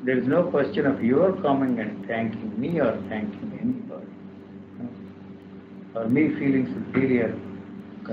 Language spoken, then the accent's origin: English; India; I'm an Indian, I come from India. I grew up there